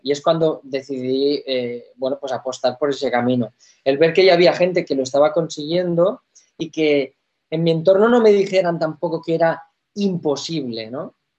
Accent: Spain; en mi país

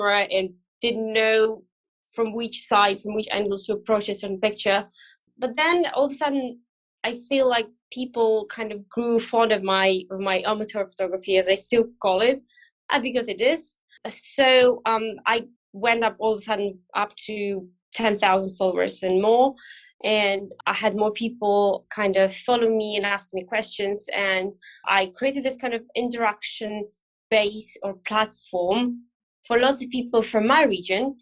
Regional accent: Moldova; I grew up in one of those, a very small one

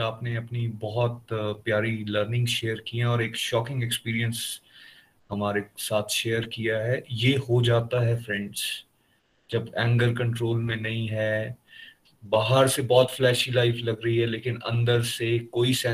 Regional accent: India; born there; वाकई हम भारतवर्ष में पैदा हुए तो ये एक अपने आप में भगवान की ब्लेसिंग्स हैं

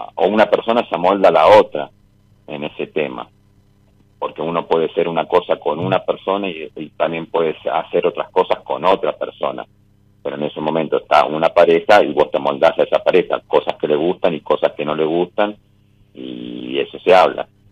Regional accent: La Rioja, Argentina; De La Rioja.

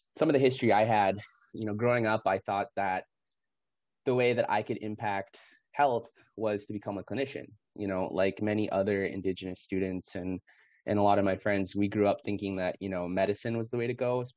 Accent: North Dakota, United States; moved away as an adult; now in Seattle, United States; enrolled in the Turtle Mountain Band of Chippewa Indians in North Dakota, is where I'm originally from, but am calling in today from Coast Salish territory here in Seattle.

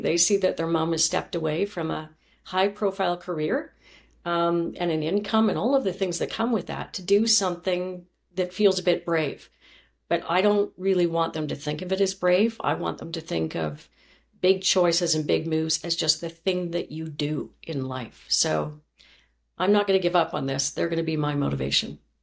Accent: Chilliwack, British Columbia, Canada; moved away; also born or lived in Thompson, Manitoba; my mother moved my sister and myself, my younger sister, to Chilliwack, B C. And that's where I grew up.

